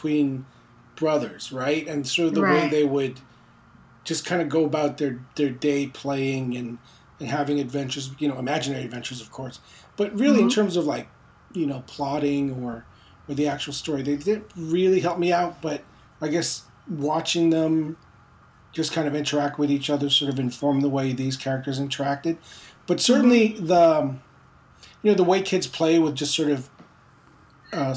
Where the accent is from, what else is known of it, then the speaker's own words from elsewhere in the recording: Montreal, Quebec, Canada; also born or lived in Philippines; although I was born in the Philippines, my family immigrated to Quebec, to Montreal, when I was around four